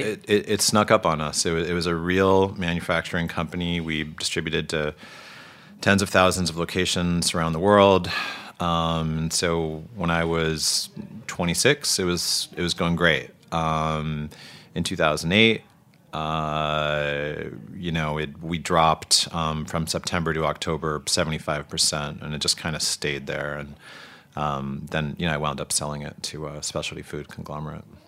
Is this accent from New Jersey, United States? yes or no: yes; New Jersey, United States; also born or lived in Boston; now in Brooklyn, United States; I only lived there for like two years before my family moved to New Jersey